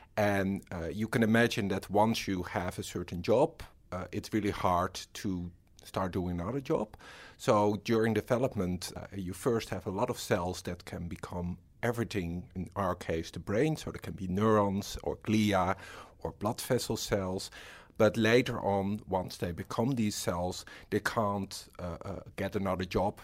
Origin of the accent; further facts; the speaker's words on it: Netherlands; moved away as an adult; now in Australia; I'm from the Netherlands and I'm a research fellow